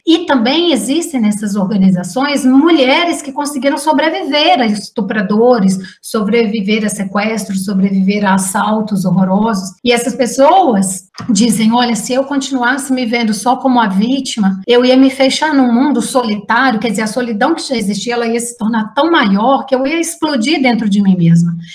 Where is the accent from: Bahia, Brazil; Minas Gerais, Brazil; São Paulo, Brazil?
Minas Gerais, Brazil; Juiz de Fora; moved away; Juiz de Fora, que é a minha cidade natal